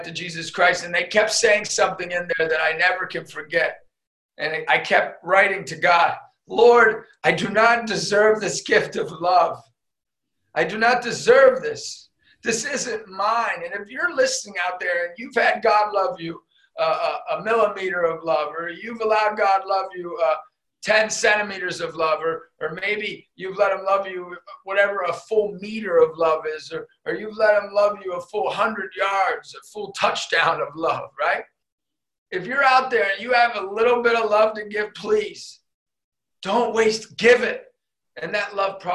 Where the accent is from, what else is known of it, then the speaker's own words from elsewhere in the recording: Erie, Pennsylvania, United States; I was a kid from Erie, PA, growing up, like a mom and dad